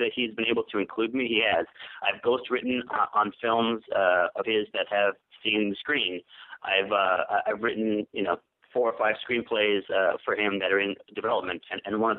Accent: New York, United States; moved away as an adult; now in Los Angeles, United States; I grew up in New York. I moved out here to L.A. I live in Los Angeles, and I've been here since 94

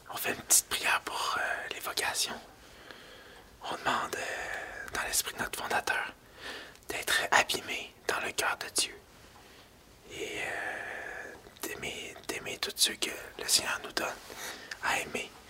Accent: Lorraine, Quebec, Canada; Je viens de Lorraine, une petite ville euh, située en banlieue de Montréal, sur la rive nord, pas à Laval, un peu, plus au nord.

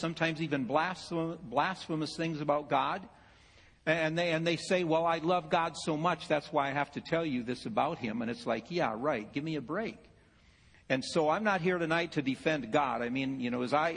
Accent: Ohio, United States; I'm from Ohio

